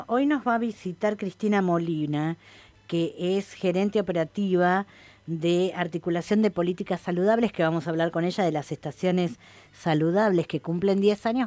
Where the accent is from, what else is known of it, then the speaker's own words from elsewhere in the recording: Argentina; Todo nos compete como argentinos